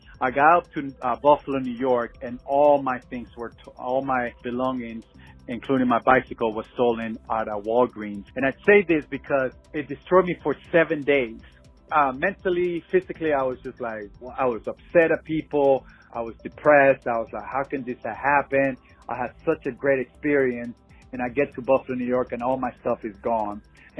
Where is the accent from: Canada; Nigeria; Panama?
Panama; now in Phoenix, United States; But on a personal level, I grew up in Panama and always wanted to do a trip from here to Panama through Mexico. Currently, I'm living in Phoenix